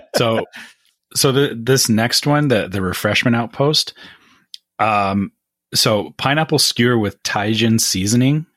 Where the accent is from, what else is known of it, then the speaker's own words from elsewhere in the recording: Canada; as a Canadian